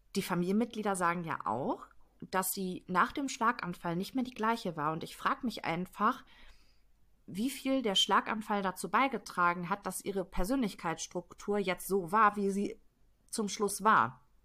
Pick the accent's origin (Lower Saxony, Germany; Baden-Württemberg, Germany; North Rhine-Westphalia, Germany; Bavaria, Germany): North Rhine-Westphalia, Germany; Detmold; In Detmold, das ist mein Heimatfall. Ich habe ganz ah. lange Zeit in Detmold gewohnt